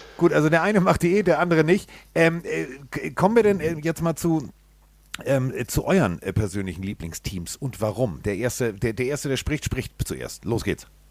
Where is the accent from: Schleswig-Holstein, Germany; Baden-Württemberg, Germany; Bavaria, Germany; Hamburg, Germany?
Hamburg, Germany; ich komme aus Hamburg